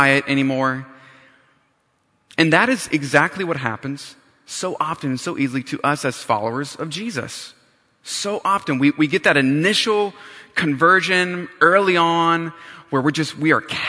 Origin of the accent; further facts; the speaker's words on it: North Carolina, United States; moved away as an adult; also born or lived in Riverside, California; I grew up in North Carolina, and for some odd reason, I decided to go cross country for college